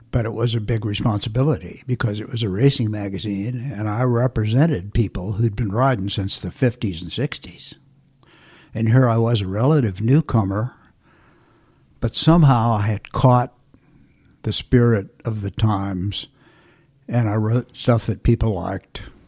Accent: Flint, Michigan, United States; moved away; also born or lived in Indianapolis, Indiana / California; I was born in Flint, Michigan

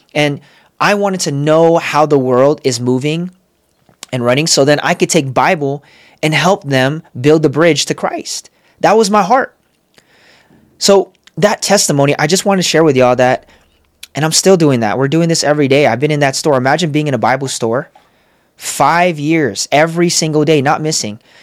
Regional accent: San Diego, California, United States; moved away as an adult; also born or lived in Los Angeles; now in Las Vegas, United States; I'm from San Diego, moved to L

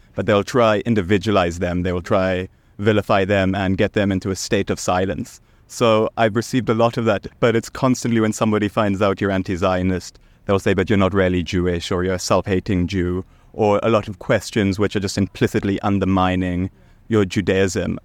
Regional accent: South Africa; I'm South African. I was born in South Africa

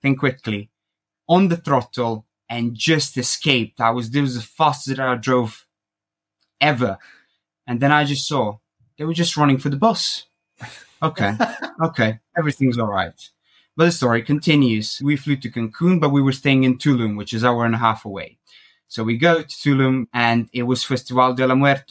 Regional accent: Croatia; moved away as an adult; also born or lived in United Kingdom; Originally, I'm from Croatia

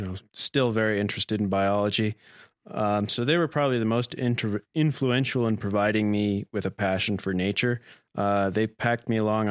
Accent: United States; also born or lived in Oregon / Montana; now in Bozeman, United States; I grew up primarily in Oregon and Montana

